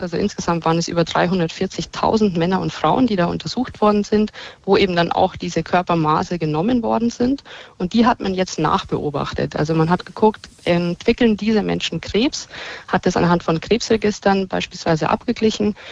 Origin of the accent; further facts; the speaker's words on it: Bavaria, Germany; Da bin ich in Bayern geboren und lebe hier auch